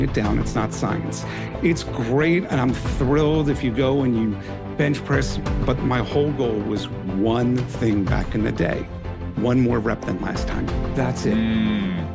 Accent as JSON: {"language": "English", "town": "Philadelphia", "region": "Pennsylvania", "country": "United States", "moved": "as an adult", "lives_now": "Delaware, United States", "said": "I'm originally a Philadelphian."}